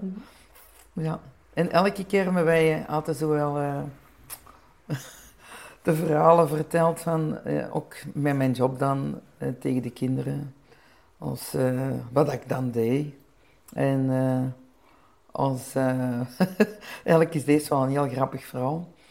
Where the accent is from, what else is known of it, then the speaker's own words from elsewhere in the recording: Flanders, Belgium; ik ben een Belgische, mijn man is een Nederlander